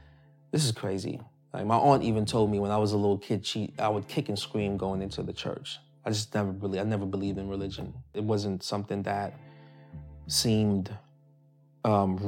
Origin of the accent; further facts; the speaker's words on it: Spanish Town, Jamaica; moved away; also born or lived in Saint Ann Parish, Jamaica; I was born in Spanish Town, Jamaica. I'm an only child. My mom, I was raised mainly by my mom's side of the family.